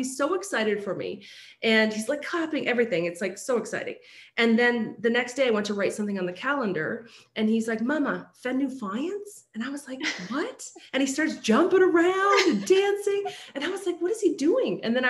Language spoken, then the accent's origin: English; Scotland, United Kingdom; born there; moved away; And I was like, my parents came from Scotland. Yes. I was born in Scotland, came here.